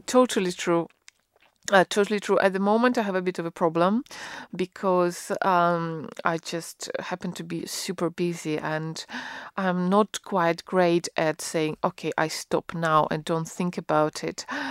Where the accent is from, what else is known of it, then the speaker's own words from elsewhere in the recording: Russia; now in United Kingdom; I grew up in Russia